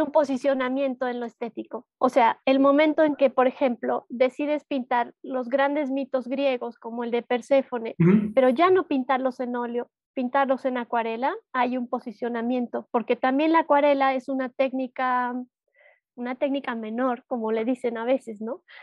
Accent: Cochabamba, Bolivia; soy de Bolivia, soy de Cochabamba

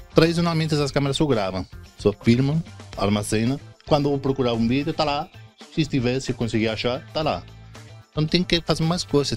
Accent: Spain; Portuguese is a second language; moved away as an adult; now in Brazil; eu sou espanhol, acho que dá para ver nesse sotaque quase perfeito.

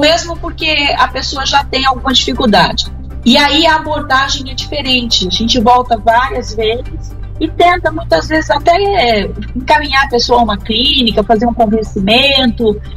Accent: Brazil; nós, brasileiros

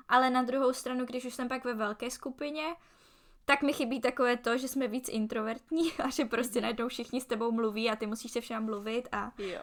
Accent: Czechia; moved away as an adult; also born or lived in Prague / Barcelona; now in Logroño, Spain; že jsem Češka

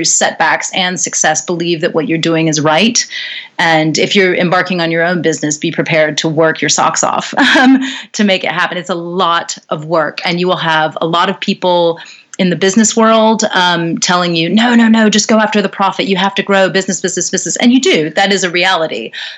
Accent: North Carolina, United States; also born or lived in New York City, United States; now in London, United Kingdom; I come from North Carolina, originally in the United States. You can probably hear from my accent that I'm from over there.

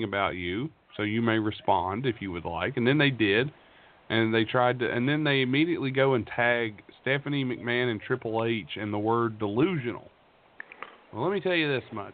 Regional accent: United States; I'm an American

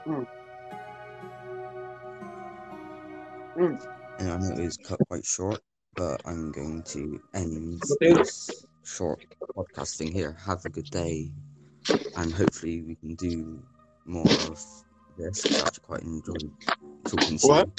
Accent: England, United Kingdom; I'm from England, Britain

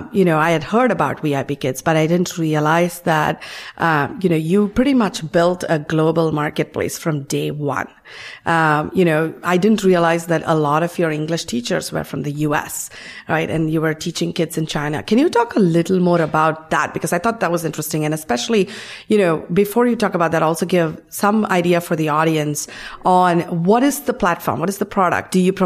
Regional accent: India; given I come from India.

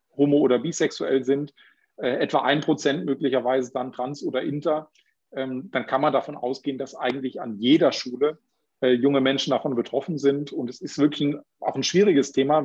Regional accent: Baden-Württemberg, Germany; Bei uns in Baden-Württemberg

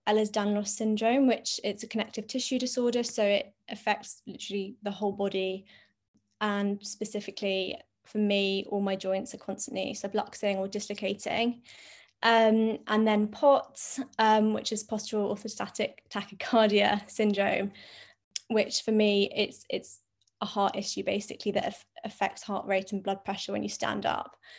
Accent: London, United Kingdom; I'm twenty-six and I'm from London.

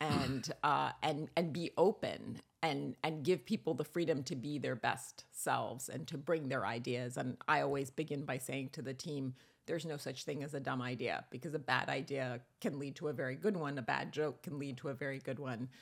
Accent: Rome, Lazio, Italy; I was born in Rome.

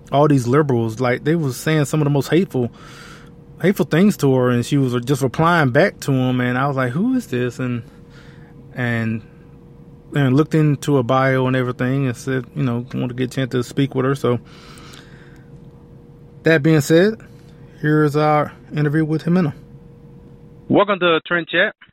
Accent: Colombia; so I guess growing up, it wasn't foreign, I guess, in a way of of being conservative growing up in Colombia as opposed to in other communities, especially in minority communities.

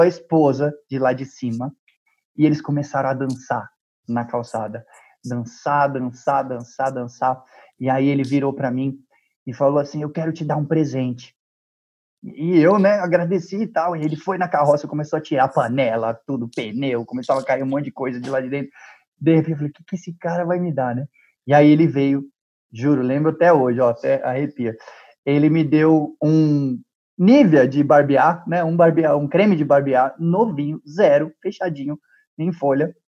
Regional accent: Brazil; eu sou do Brasil

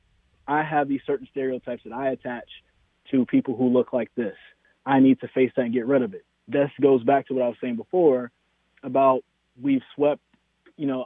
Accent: Greensboro, North Carolina, United States; also born or lived in Winston-Salem, North Carolina; now in Raleigh, United States; growing up in Greensboro

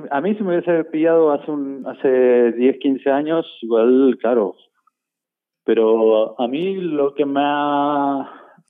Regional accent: Buenos Aires, Argentina; now in Spain; yo soy de Buenos Aires

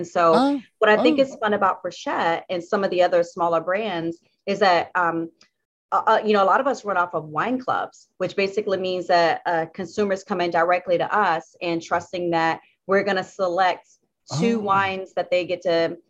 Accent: the Carolinas, United States; I'm from the Carolinas, and so North Carolina is a state that I ship to.

